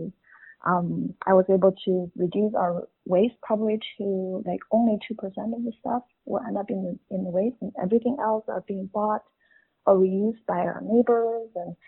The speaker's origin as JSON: {"language": "English", "region": "Beijing", "country": "China", "tie": "born or raised there", "moved": "as an adult", "lives_now": "Canada", "said": "I was born and raised in Beijing, and when I was 21, I moved to Canada"}